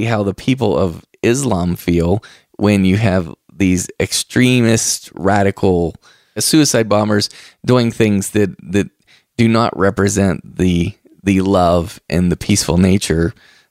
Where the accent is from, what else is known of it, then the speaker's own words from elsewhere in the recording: the Bible Belt, United States; I'm originally from the Bible Belt